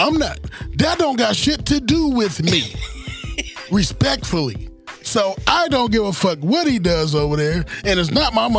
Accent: United States; I'm from the United States of America, nigga. I ain't never been to Africa, nigga.

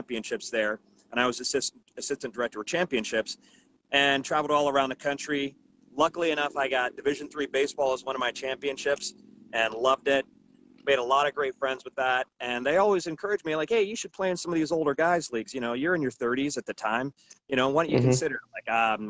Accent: Cleveland, Ohio, United States; now in Kansas City, United States; I grew up in Cleveland, Ohio

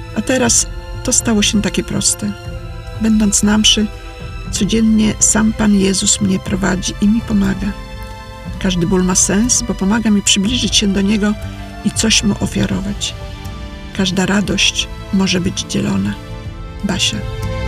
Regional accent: Sopot, Pomeranian Voivodeship, Poland; moved away; Pochodzę z Sopotu

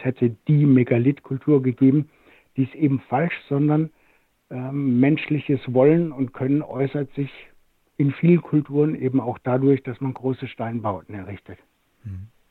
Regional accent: Rhineland-Palatinate, Germany; aus meiner Heimat der Pfalz

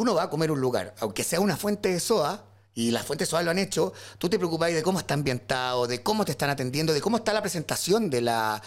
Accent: San Vicente de Tagua Tagua, O'Higgins, Chile; moved away as an adult; now in Santiago, Chile; soy de San Vicente de Tahuatahua.

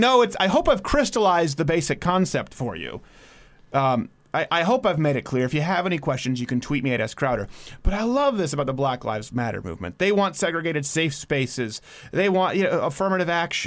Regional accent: Montreal, Quebec, Canada; now in United States; I was raised in Montreal

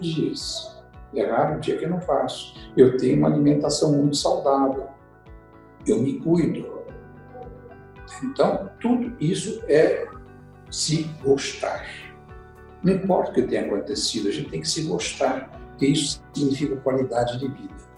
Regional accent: São Paulo, Brazil; also born or lived in Curitiba; eu nasci aqui em São Paulo, fiquei em São Paulo até ir para Curitiba

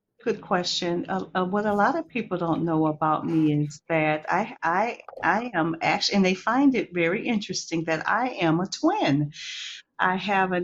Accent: Milwaukee, Wisconsin, United States; also born or lived in Athelstane, Wisconsin; I am from Milwaukee, Wisconsin

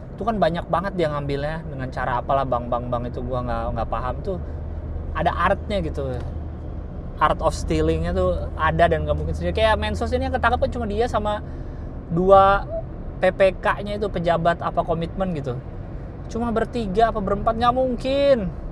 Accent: Jakarta, Indonesia; gua lahir dan besar di Jakarta

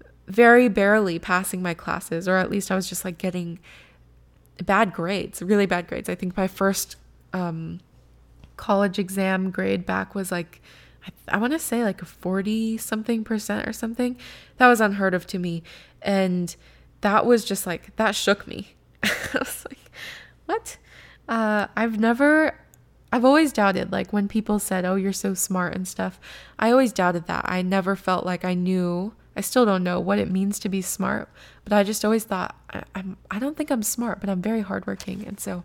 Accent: California, United States; moved away as an adult; And also, I will say that the school is in Seattle, and I came from California at that point.

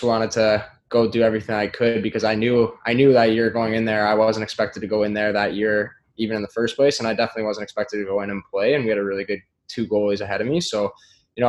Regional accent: Sault Ste. Marie, Ontario, Canada; moved away; in my hometown, basically, just across the river. I'm from the Ontario side

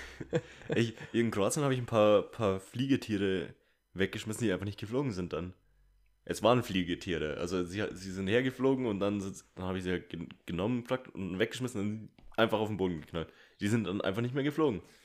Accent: Bavaria, Germany; also born or lived in Munich; bei uns in Bayern

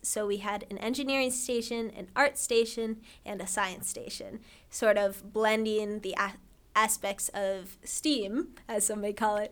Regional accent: Ohio, United States; I'm from Ohio

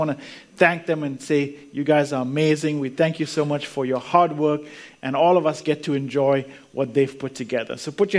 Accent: Canada; also born or lived in India / Zambia; now in Australia; So I was born in India. Then we moved to Africa, lived in Africa, in Zambia, which is really Central Africa. Then we moved to Canada, and that's where I lived most of my life. So, you know, grew up mainly in Canada.

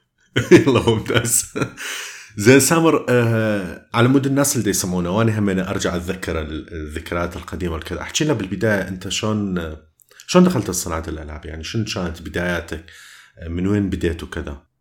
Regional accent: Iraq; accent: Iraqi mixed with Jordanian; راح تسمع لهجة عراقية وميكس ويا الأردني وكذا

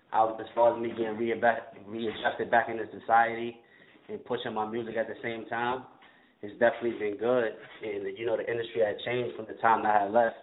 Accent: Queensbridge, New York, United States; growing up in Queensbridge, I'm seeing …, …, …, …, …, ….

